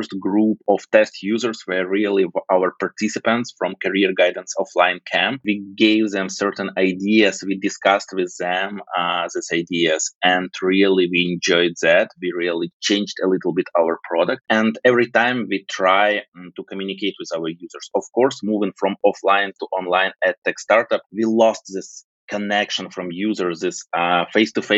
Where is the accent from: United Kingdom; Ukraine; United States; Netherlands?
Ukraine; Originally, I'm from Ukraine.